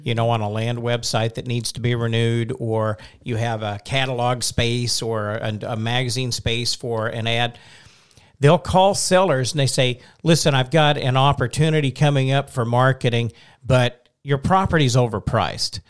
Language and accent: English; Oklahoma, United States; I'm from Oklahoma